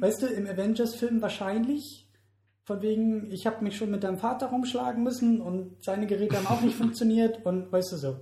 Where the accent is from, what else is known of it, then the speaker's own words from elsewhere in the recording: Germany; für uns als Deutsche